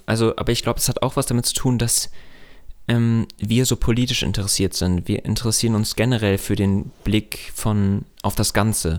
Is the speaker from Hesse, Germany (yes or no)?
yes; Hesse, Germany; bei uns in Hessen